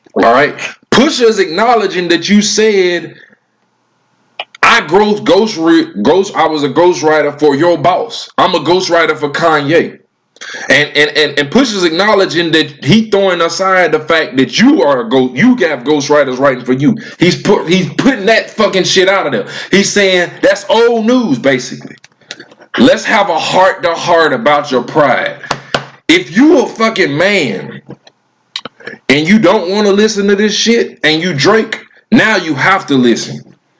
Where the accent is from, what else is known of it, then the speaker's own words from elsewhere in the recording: the South, United States; I'm from the South